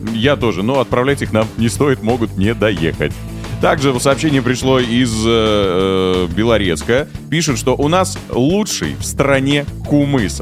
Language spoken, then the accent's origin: Russian; Bashkortostan, Russia; Я из Башкирии